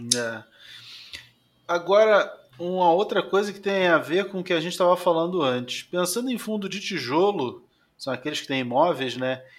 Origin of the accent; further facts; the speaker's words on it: Rio de Janeiro, Brazil; moved away as an adult; now in São Paulo, Brazil; eu sou carioca, né? Eu vivi Sim. 40 anos no Rio de Janeiro e 3 anos em São Paulo